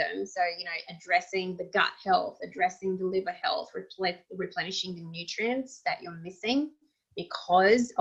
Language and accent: English; Russia; moved away; I grew up in Russia